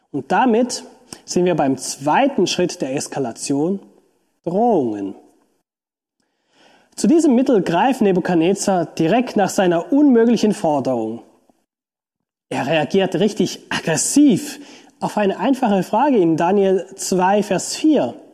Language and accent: German; Switzerland; Beispielsweise kann ich als Schweizer von einem Deutschen nicht verlangen, dass er sich wie ein Schweizer verhält.